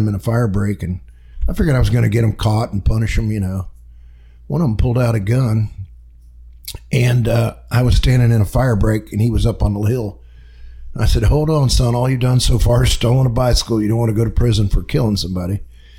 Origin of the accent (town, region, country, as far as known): Orlando, Florida, United States; born or raised there; also born or lived in Cortland, New York